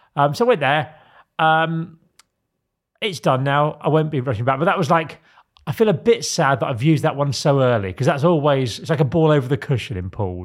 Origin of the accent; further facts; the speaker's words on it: Isle of Sheppey, South East England, United Kingdom; I'm from the Isle of Sheppey